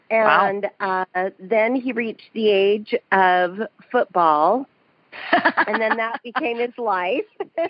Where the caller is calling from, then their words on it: Salt Lake City, Utah, United States; I'm calling from Salt Lake City, Utah.